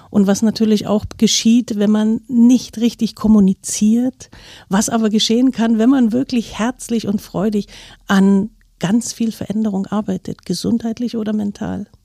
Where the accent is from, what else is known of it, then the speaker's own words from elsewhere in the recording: East Germany, Germany; Ich war früher ähm, sehr lange in DDR-Zeit, also ich bin aus der DDR, war ich Leistungssportlerin